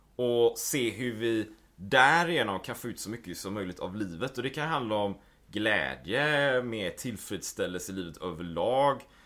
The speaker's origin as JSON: {"language": "Swedish", "town": "Gothenburg", "region": "Västra Götaland", "country": "Sweden", "tie": "born or raised there", "also_born_or_lived": "Japan / Taiwan / New Zealand / Spain", "moved": "as an adult", "said": "Jag är ju född och uppvuxen i Göteborg."}